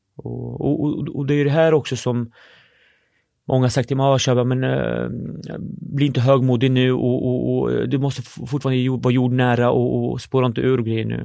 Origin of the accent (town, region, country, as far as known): Norrköping, Östergötland, Sweden; born or raised there; also born or lived in Syria